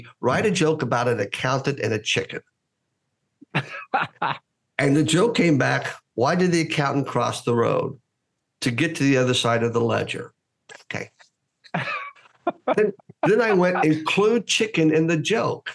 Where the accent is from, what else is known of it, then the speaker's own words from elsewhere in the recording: United States; being Greek American